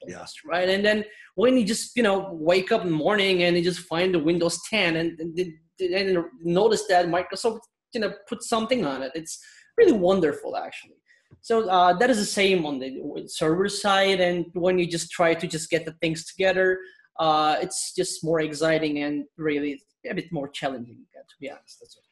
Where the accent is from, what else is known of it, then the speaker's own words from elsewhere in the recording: Istanbul, Turkey; now in London, United Kingdom; I'm originally from Istanbul, Turkey, and I'm based in London.